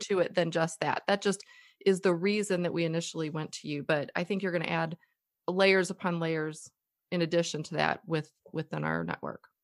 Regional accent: United States; we're American.

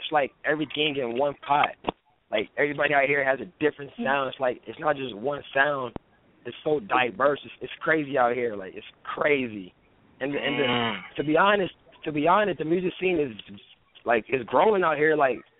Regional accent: Phoenix, Arizona, United States; born and raised in Phoenix, Arizona

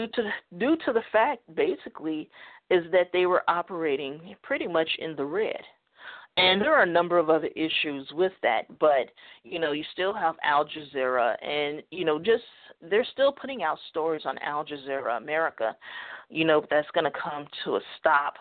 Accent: United States; I'm an American

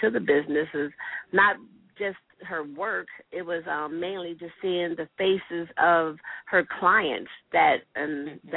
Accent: Harrisburg, Pennsylvania, United States; I'm actually from Harrisburg

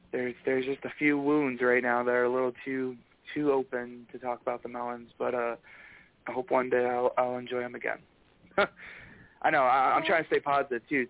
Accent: Michigan, United States; a proud Michigander

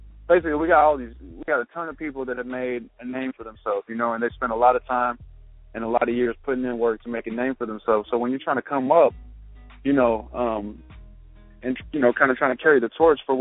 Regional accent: Houston, Texas, United States; I'm from Houston, Texas, born and raised

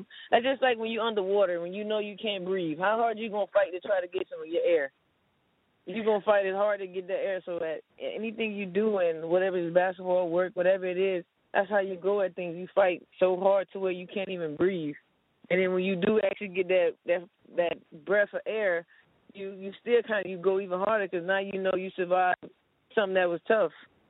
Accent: Miami, Florida, United States; No, I grew up in Miami, small town in Miami called New York City.

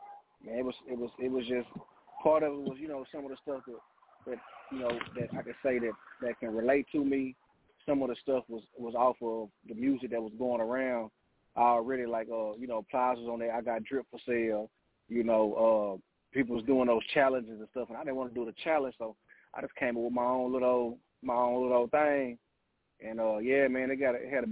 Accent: Texas, United States; I'm from Texas

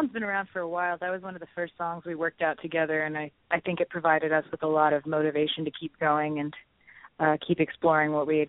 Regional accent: Los Angeles, California, United States; now in Brooklyn, United States; I'm from Los Angeles, California

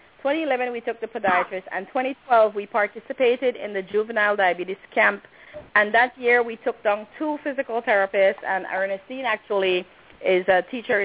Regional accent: Belize; we basically go around and tell people we are from Belize

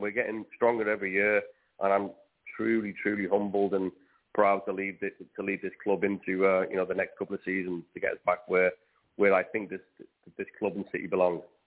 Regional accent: Wales, United Kingdom; I'm definitely Welsh

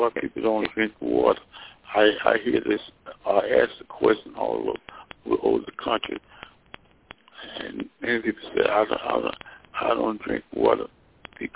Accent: Mississippi, United States; moved away as an adult; also born or lived in Alabama / Nashville, Tennessee / Washington, D.C. / Daytona Beach, Florida; I'm from Mississippi, where I graduated from high school in 1946.

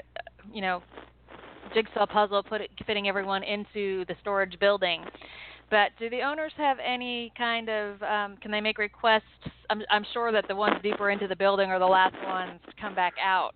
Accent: South Carolina, United States; I'm from South Carolina

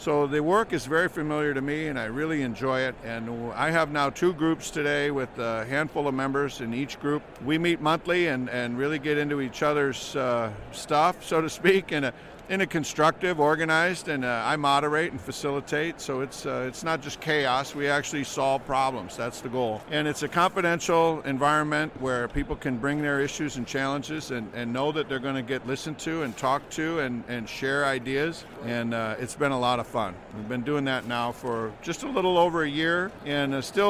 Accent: Minneapolis, Minnesota, United States; I'm from Minneapolis.

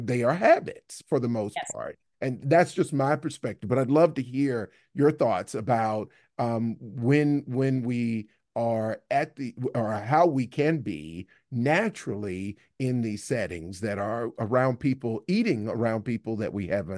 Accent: Alabama, United States; I grew up in the South in Alabama, and there were a lot of kind of Southern traditions about being at a formal dinner.

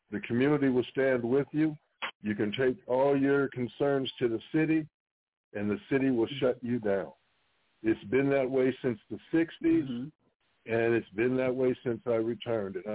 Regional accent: Omaha, Nebraska, United States; moved away; I was born and raised in Omaha.

